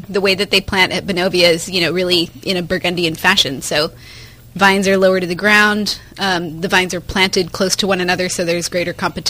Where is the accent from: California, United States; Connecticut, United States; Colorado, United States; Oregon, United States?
California, United States; Pittsburg; So I grew up in Pittsburgh, California, so in the East Bay, Pittsburgh without the H. So I didn't grow up in a winemaking family or even in winemaking country.